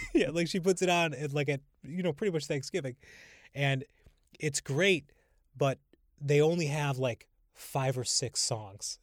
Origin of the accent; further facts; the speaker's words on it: Holyoke, Massachusetts, United States; now in Brooklyn, United States; growing up in Holyoke, we had, my grandmother lived across the street.